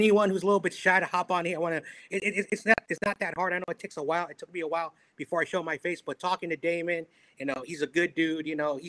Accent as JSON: {"language": "English", "town": "Daly City", "region": "California", "country": "United States", "tie": "born or raised there", "said": "I grew up just outside of San Francisco, the Daly City area, nearby the Cow Palace."}